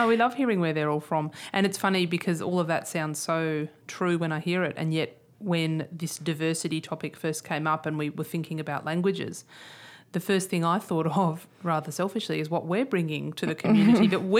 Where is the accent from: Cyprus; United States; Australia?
Australia; because we're all Australian, but we're... How did we get to be Australian?